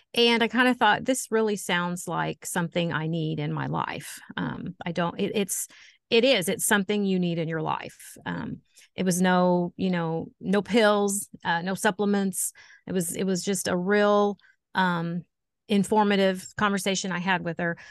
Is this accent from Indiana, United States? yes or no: yes; Poseyville, Indiana, United States; I am from Poseyville, Indiana, uh, born and raised Posey County girl.